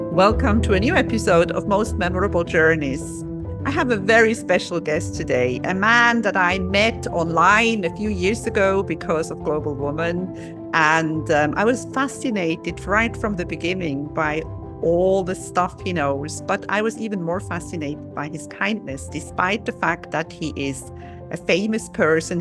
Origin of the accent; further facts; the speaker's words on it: Switzerland; I'm from Switzerland.